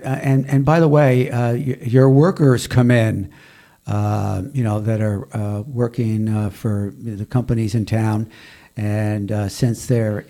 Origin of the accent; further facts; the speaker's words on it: Darien, Connecticut, United States; we were growing up in Darien